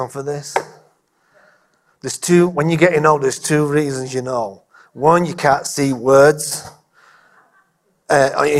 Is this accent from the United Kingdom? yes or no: yes; England, United Kingdom; being English